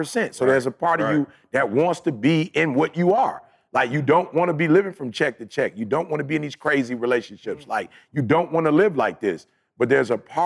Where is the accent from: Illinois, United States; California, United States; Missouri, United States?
Illinois, United States; Chicago; moved away; I'm from Chicago